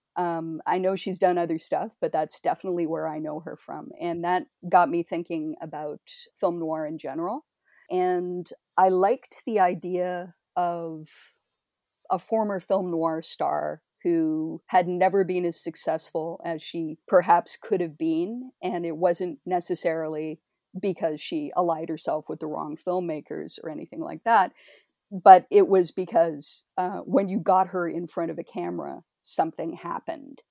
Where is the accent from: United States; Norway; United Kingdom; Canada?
Canada; Toronto, Ontario; as a Canadian